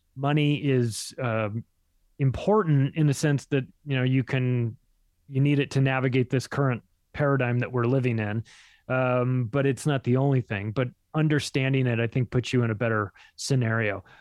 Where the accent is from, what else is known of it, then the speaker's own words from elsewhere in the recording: Palm Springs, California, United States; I grew up in Palm Springs.